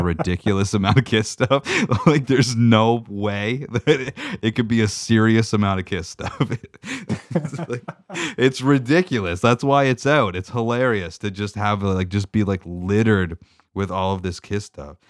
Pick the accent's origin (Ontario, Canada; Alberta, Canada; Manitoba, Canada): Ontario, Canada; Meaford; I grew up in Meaford, Ontario